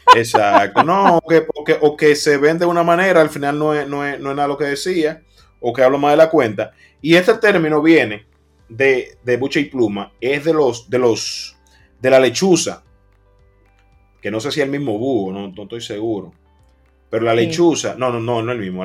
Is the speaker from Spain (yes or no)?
no; Dominican Republic; cuando llegamos a otro país, se siente que hay un dominicano